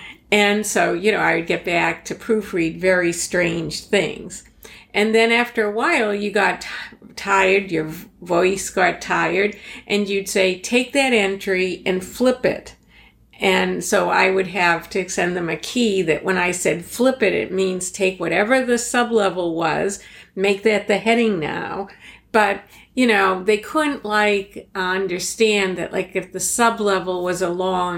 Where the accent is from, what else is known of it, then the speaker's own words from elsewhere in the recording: Boston, Massachusetts, United States; accent: Boston; I still have a trace of my Boston accent, but back in the 1970s, it was even much stronger.